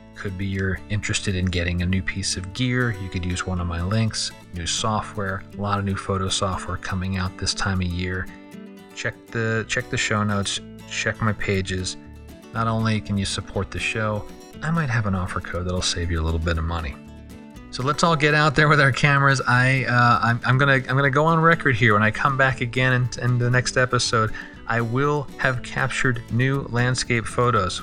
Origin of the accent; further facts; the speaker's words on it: San Diego, California, United States; my hometown of San Diego